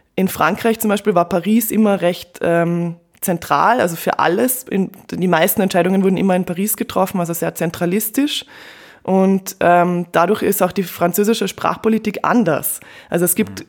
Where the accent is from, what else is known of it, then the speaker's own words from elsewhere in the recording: Carinthia, Austria; accent: Southern Bavarian (Carinthian); now in Vienna, Austria; ich komme aus Kärnten